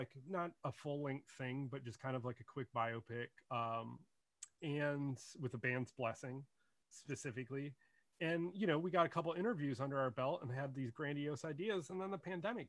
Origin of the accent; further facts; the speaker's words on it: Detroit, Michigan, United States; also born or lived in Brooklyn, New York; now in New Jersey, United States; I grew up outside of Detroit, Michigan, originally, in the suburbs